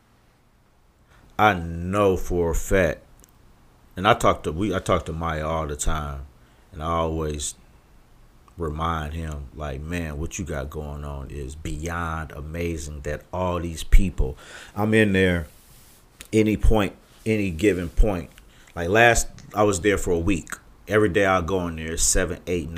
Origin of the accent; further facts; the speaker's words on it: Cleveland, Ohio, United States; also born or lived in Atlanta; I'm from Lee and Harvard